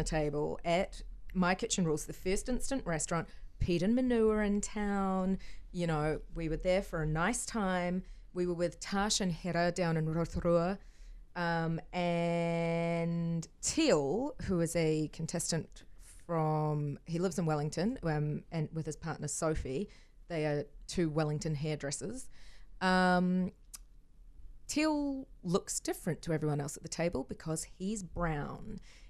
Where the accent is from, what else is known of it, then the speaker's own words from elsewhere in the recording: Hong Kong; I grew up in Hong Kong and I've spent my life having people ask, where are you from? But you're not Asian.